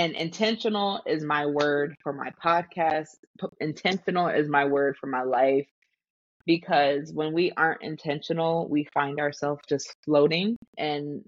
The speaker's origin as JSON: {"language": "English", "region": "Florida", "country": "United States", "tie": "born or raised there", "said": "I am in Florida, born and raised in this sunny state that's usually rainy"}